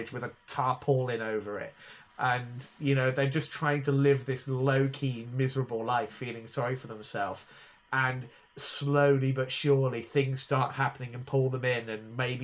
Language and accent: English; Northamptonshire, East Midlands, United Kingdom; I grew up in Northamptonshire in the mid-1990s.